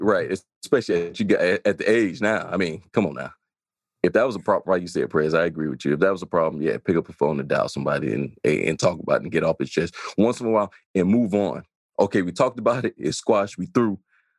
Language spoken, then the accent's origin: English; Chicago, Illinois, United States; born or raised there